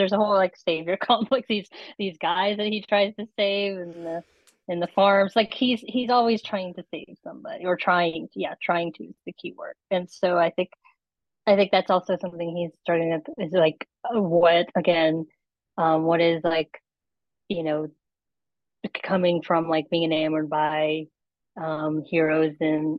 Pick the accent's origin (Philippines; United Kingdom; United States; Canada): Philippines; Because that is something that is a huge part of being Filipino, is that we've been, you know, influenced by the West a lot more than the East.